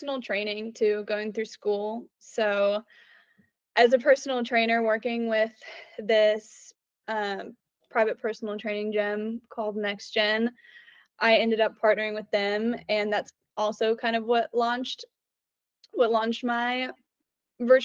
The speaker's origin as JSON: {"language": "English", "town": "Oklahoma City", "region": "Oklahoma", "country": "United States", "tie": "born or raised there", "said": "I grew up in Oklahoma City"}